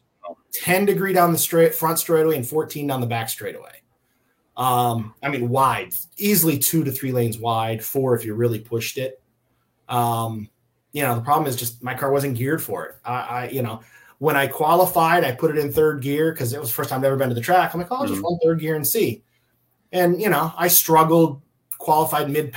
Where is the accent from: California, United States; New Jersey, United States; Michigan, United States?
Michigan, United States; Jackson; moved away; I grew up in Jackson, which is, Springport is in Jackson County